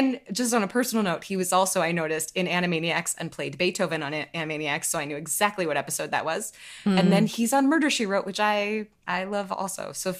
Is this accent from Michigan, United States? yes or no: yes; Detroit, Michigan, United States; Hey, I'm from Detroit.